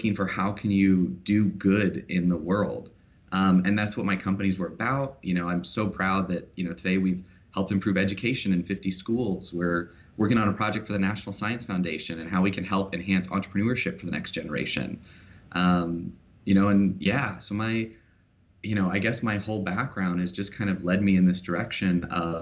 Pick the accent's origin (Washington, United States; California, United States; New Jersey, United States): Washington, United States; Vancouver; So I grew up in Vancouver, Washington. You know, I was born and raised here in Washington